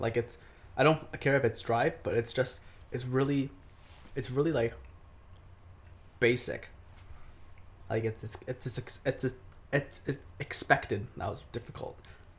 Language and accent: English; Taiwan; moved away; We grew up in Taiwan.